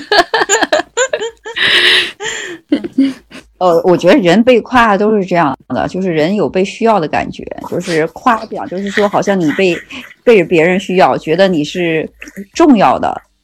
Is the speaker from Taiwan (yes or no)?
no; Northeast China, China; 就我们东北人就讲，我就觉得我们就是实在人，